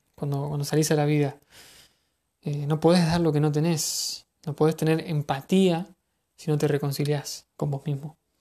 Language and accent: Spanish; Argentina; en mi país